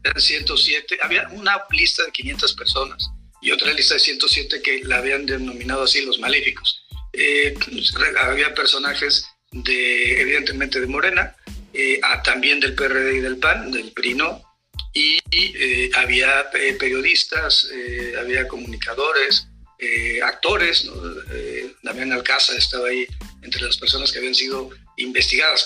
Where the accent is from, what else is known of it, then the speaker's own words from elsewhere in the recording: Mexico; como mexicanos y mexicanas